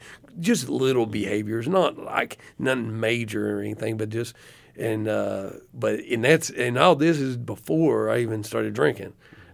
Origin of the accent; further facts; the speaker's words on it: Athens, Tennessee, United States; we came from Athens, Tennessee, which is in between Chattanooga and Knoxville, Tennessee, and it was a dry county.